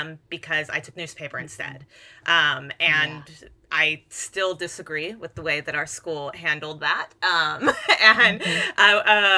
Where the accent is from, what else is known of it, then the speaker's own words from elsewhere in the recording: Hayward, California, United States; also born or lived in San Lorenzo, California; I grew up in Hayward originally, and then we moved to technically we never even moved to San Lorenzo. We were in unincorporated Hayward in the San Lorenzo School District.